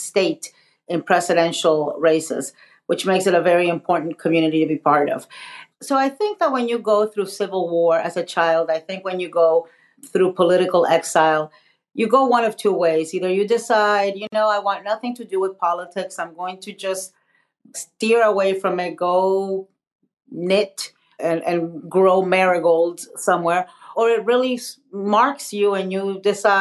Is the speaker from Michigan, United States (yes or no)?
no; Miami, Florida, United States; also born or lived in Nicaragua; I was born in Nicaragua, as you mentioned. I'm a political exile. I left Nicaragua because it was a revolution and Sandinista government, a left-wing government. And my family and I fled. We settled in Miami, Florida